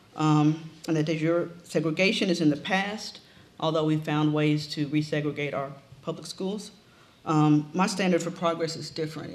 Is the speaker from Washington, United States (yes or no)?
no; Memphis, Tennessee, United States; also born or lived in Ohio; Memphis, the city where King was killed, was, is where I grew up